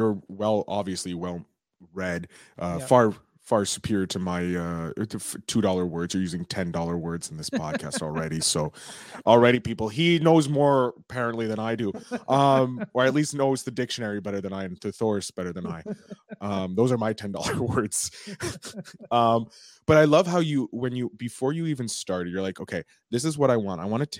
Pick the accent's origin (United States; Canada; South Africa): Canada; I'm also Canadian. I'm out in Montreal.